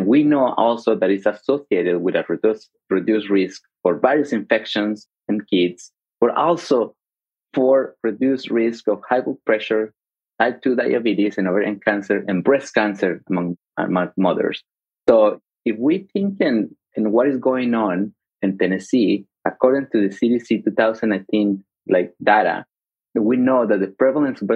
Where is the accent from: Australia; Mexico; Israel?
Mexico; now in United States; I grew up in Mexico